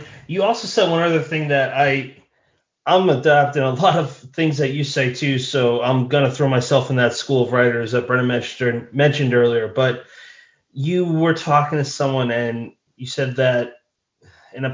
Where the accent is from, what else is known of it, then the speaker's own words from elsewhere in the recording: Ireland; Well, I'm Irish, so yeah.